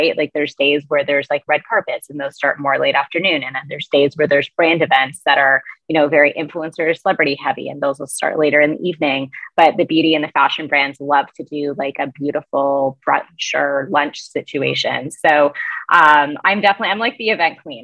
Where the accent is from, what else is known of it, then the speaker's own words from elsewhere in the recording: Canada; also born or lived in United States; as a Canadian